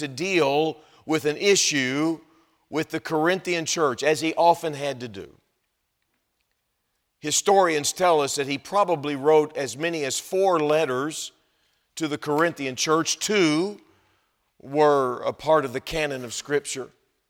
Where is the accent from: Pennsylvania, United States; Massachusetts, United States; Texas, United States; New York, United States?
Texas, United States; now in Wisconsin, United States; I think you can tell that I'm not from Wisconsin. And I've got, this is the way it comes out when you grow up in Texas.